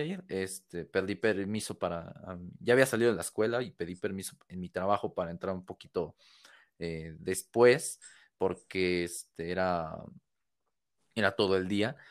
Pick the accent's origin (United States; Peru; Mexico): Mexico; Mexico City; soy de acá de México, de la Ciudad de México